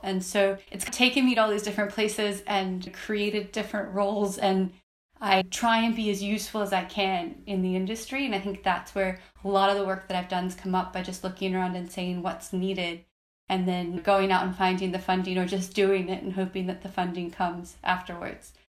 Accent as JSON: {"language": "English", "region": "Minnesota", "country": "United States", "tie": "born or raised there", "said": "I actually grew up in Minnesota"}